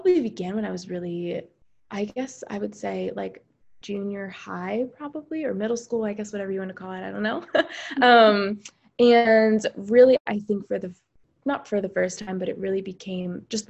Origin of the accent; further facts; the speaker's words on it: Pennsylvania, United States; I'm from Pennsylvania.